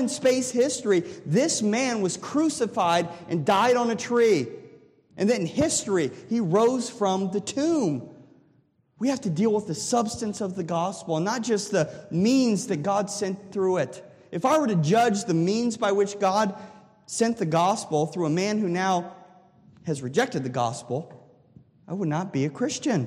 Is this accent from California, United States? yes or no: no; Delphos, Ohio, United States; when I was growing up in Delphus, Ohio.